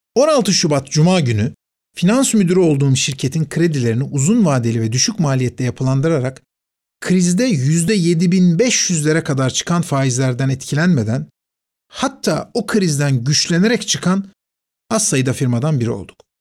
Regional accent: Istanbul, Turkey; Fatih Camii, çocukluğumun, gençliğimin adeta ana yurduydu

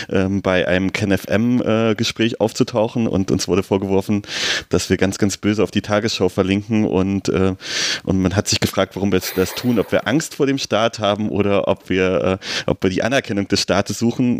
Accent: Berlin, Germany; Aber als Berliner weiß man nicht.

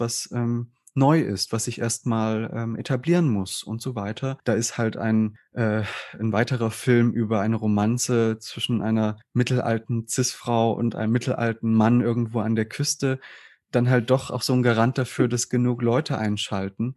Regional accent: southern Saxony-Anhalt, Germany; ich bin ja in einer Kleinstadt aufgewachsen im Süden von Sachsen-Anhalt

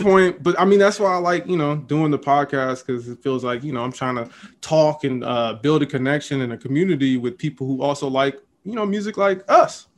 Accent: the Bay Area, California, United States; I'm from the Bay. Love being in the Bay

